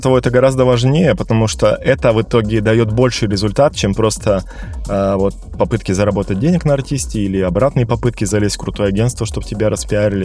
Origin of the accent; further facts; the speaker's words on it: Omsk, Omsk Oblast, Russia; now in Moscow, Russia; я вообще из Сибири, из Омска